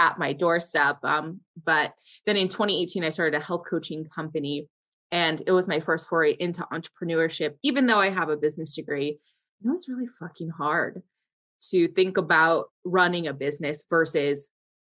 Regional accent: Cedar Rapids, Iowa, United States; also born or lived in Waterloo, Iowa; now in El Paso, United States; I was born in Waterloo, Iowa, but I consider Cedar Rapids home

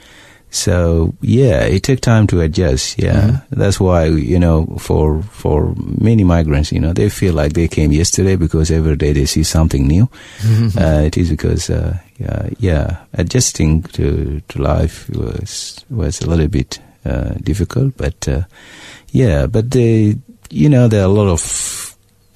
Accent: Nasir, Upper Nile, South Sudan; also born or lived in Ethiopia; now in Australia; my hometown, Nasser, in Upper Nile

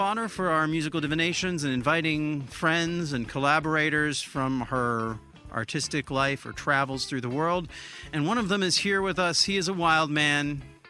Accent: Boston, Massachusetts, United States; my family's from Boston. I went to high school there, and my mom lives in Watertown.

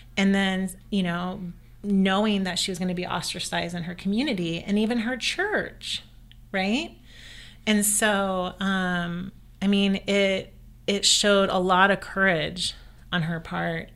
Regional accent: the South, United States; I grew up in the South

